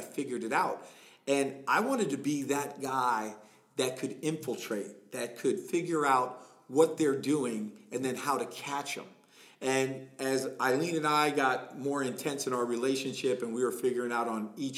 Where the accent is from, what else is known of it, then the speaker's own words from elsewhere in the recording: Allentown, Pennsylvania, United States; I grew up in Allentown, PA